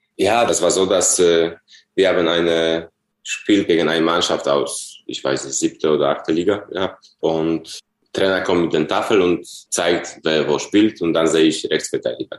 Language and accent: German; Poland; German is a second language; moved away as an adult; also born or lived in Dortmund, Germany; nach meiner Heimat in Polen zurückkehren.